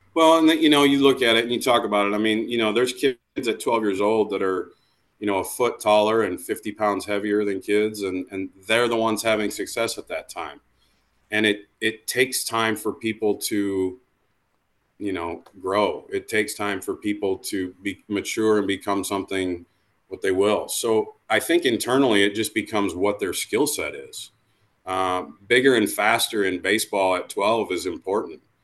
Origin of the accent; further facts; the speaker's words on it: Iowa, United States; I grew up in a small town in Iowa